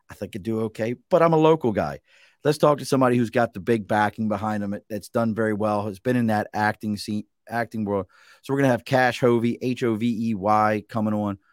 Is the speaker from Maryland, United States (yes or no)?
yes; Baltimore, Maryland, United States; now in Glens Falls area, New York, United States; where I grew up in Baltimore